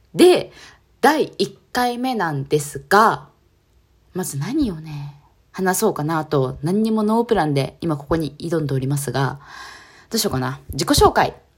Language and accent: Japanese; Kanagawa, Japan; 神奈川県出身です。今も神奈川県に住んでおります